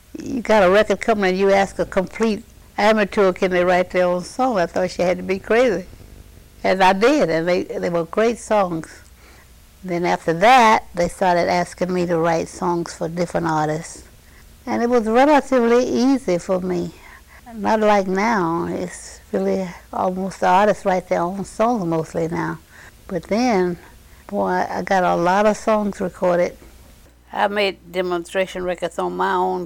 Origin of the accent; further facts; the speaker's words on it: Oneida, Arkansas, United States; moved away; I was born in Oneida, Arkansas, April 19, 1922. And I lived out in the country from Oneida, Arkansas